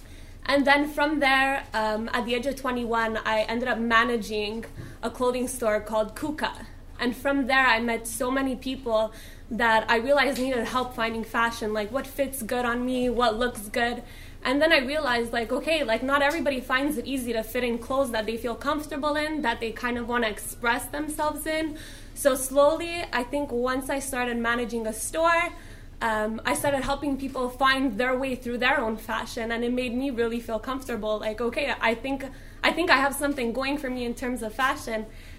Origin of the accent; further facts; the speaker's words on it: Montreal, Quebec, Canada; I'm born and raised in Montreal.